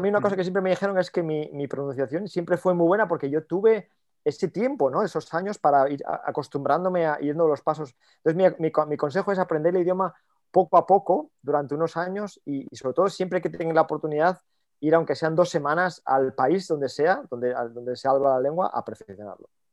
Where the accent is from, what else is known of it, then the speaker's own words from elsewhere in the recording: Oviedo, Asturias, Spain; moved away as an adult; now in Munich, Germany; dos somos españoles y además los dos de Oviedo